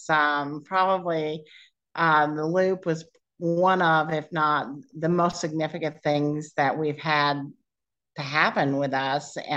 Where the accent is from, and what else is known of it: Indianapolis, Indiana, United States; born or raised there; moved away; also born or lived in Nashville, Tennessee